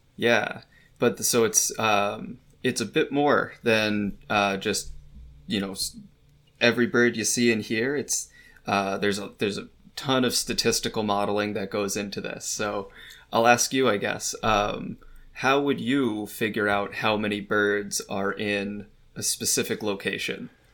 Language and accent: English; New York, United States; moved away as an adult; also born or lived in Brisbane, Australia / northern Canada; now I'm back in New York where I'm studying kind of birds in my, my home state